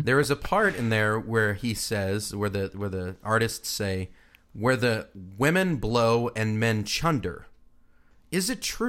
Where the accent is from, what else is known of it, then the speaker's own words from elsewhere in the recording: Australia; I'm an Australian